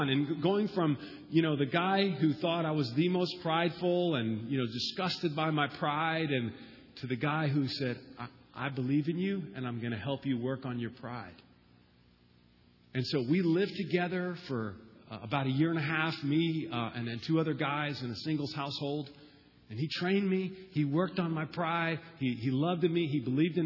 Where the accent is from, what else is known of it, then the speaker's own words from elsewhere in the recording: Florida, United States; moved away as an adult; also born or lived in Boston; I'm from Florida